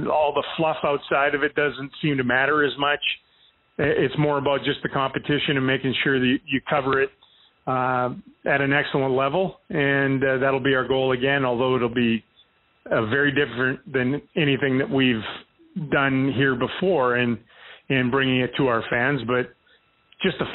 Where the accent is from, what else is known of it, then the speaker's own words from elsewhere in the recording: United States; I'm American.